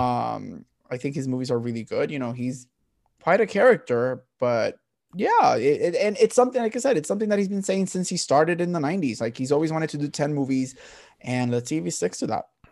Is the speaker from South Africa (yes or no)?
no; Puerto Rico; growing up in Puerto Rico, it was track and field and boxing.